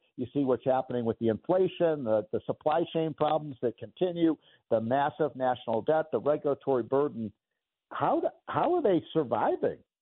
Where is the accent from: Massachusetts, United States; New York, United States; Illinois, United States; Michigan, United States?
Illinois, United States; Chicago; Chicago, my hometown